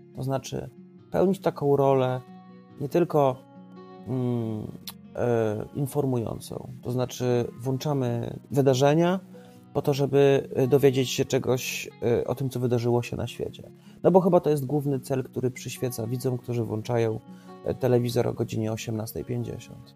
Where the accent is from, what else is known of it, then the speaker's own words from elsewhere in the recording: Trawniki, Lublin Voivodeship, Poland; obóz pracy w trawnikach mojej rodzinnej miejscowości